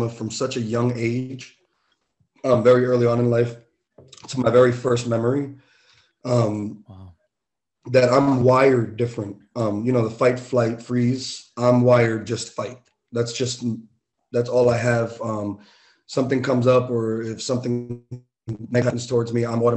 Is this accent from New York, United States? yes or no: yes; New York City, New York, United States; I had nothing growing up in the Bronx, growing up in New York.